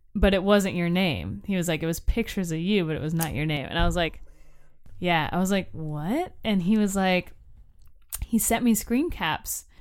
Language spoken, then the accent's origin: English; Florida, United States; I'm from Florida